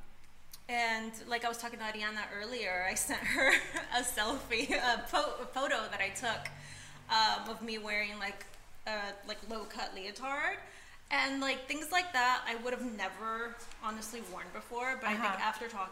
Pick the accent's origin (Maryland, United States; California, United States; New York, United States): California, United States; Orange County; also born or lived in Peru; now in Los Angeles, United States; I grew up in Orange County